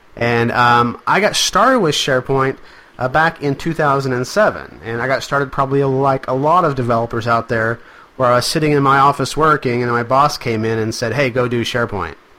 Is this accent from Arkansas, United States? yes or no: yes; Arkansas, United States; I'm from Arkansas